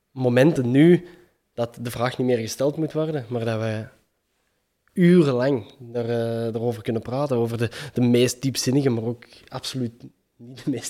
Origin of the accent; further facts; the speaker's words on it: Antwerp, Belgium; accent: Kempisch; En als mijn Kempisch dialect misschien wat...